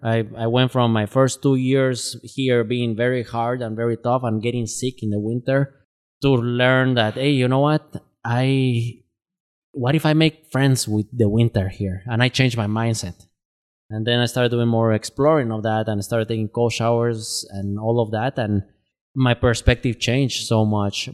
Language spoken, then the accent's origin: English; Guatemala; now in Twin Cities, United States; I'm originally from Guatemala. I've been living in the Twin Cities since two thousand twelve